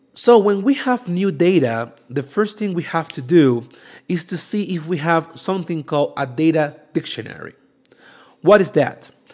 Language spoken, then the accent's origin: English; Venezuela; now in Mexico; I'm from Venezuela